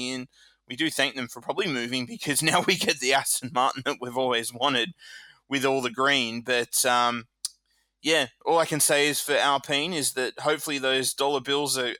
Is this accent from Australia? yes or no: yes; Australia; Being an Aussie